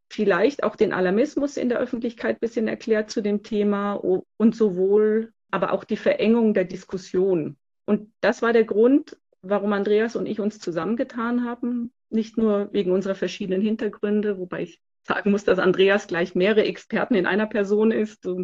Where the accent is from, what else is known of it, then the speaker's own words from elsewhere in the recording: France; also born or lived in Switzerland / United States; now in Munich, Germany; Ich wohne in München und ich bin in Frankreich aufgewachsen hauptsächlich, aber auch in der Schweiz und in den USA.